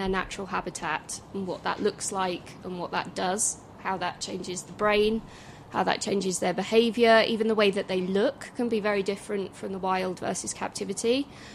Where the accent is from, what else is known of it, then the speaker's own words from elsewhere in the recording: just outside Birmingham, West Midlands, United Kingdom; So I grew up just outside Birmingham, so a big city, didn't really have amazing access to wildlife and nature.